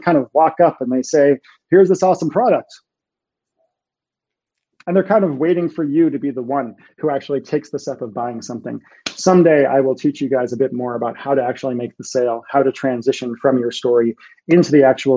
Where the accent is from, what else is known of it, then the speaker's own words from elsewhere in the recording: Massachusetts, United States; moved away; I'm from Massachusetts and we all talk that way when I'm home